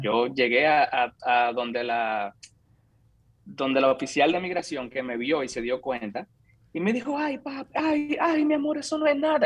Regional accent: San Francisco de Macorís, Duarte, Dominican Republic; moved away as an adult; also born or lived in Santo Domingo, Dominican Republic; now in San Francisco, United States; Nací, crecí, me eduqué en República Dominicana. Soy de San Francisco de Macorís, ahí viví hasta los 18 años.

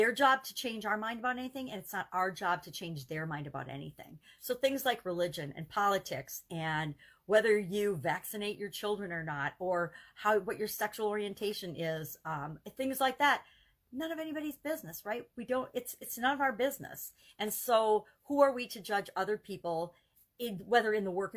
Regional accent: United States; I grew up in the America where everybody had a right to their opinion

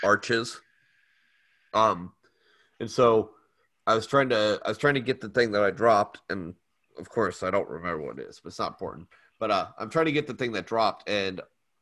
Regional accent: Florida, United States; I grew up in Florida

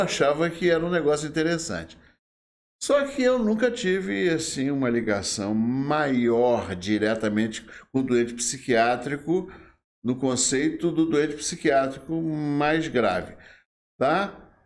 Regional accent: Rio de Janeiro, Brazil; moved away as an adult; now in Volta Redonda, Brazil; eu sou carioca do Rio de Janeiro. Hum. Nasci em Vila Isabel.

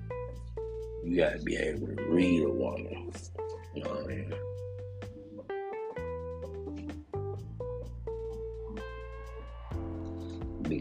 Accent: Memphis, Tennessee, United States; now in Atlanta, United States; where I'm from Memphis.

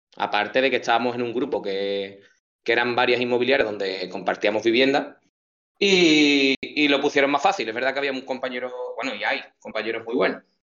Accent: Chipiona, Andalusia, Spain; also born or lived in Rota; llevo en Chipiona toda mi vida, desde que nací, fíjate, bueno, nací en Rota, y ya me trajeron para acá

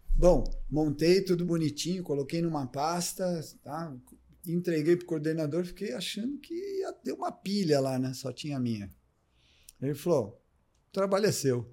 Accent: Ribeirão Preto, São Paulo, Brazil; also born or lived in Jaboticabal; me criei em Ribeirão Preto

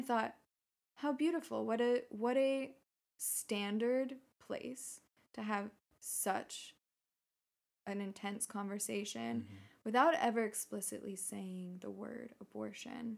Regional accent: San Francisco Bay Area, California, United States; moved away as an adult; also born or lived in Prague, Czech Republic; I grew up in the Bay Area

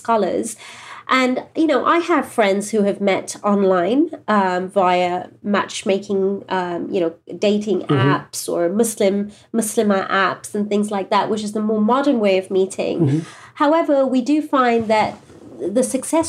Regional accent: England, United Kingdom; moved away as an adult; now in Southern California, United States; we're from England originally, and we've only been here a couple of years

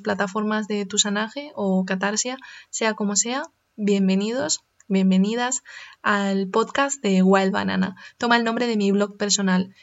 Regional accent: Spain; soy una española de origen chino

